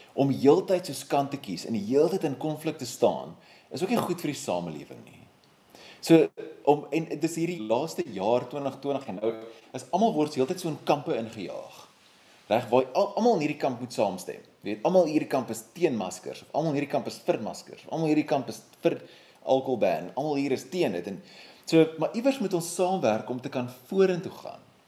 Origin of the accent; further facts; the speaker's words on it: South Africa; my wye gemeenskap as 'n Suid-Afrikaner